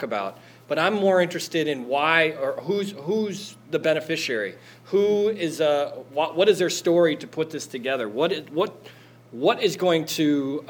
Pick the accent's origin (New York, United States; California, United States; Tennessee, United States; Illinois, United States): Illinois, United States; Wonder Lake; moved away as an adult; now in Chicago, United States; I grew up in Wonder Lake, Illinois